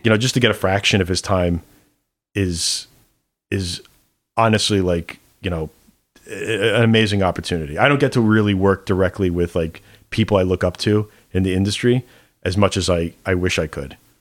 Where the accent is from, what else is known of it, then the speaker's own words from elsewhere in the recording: New York, United States; as a New Yorker